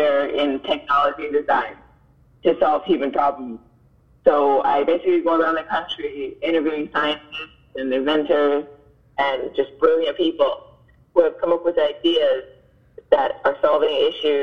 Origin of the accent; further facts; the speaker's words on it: Miami, Florida, United States; I was born and raised in Miami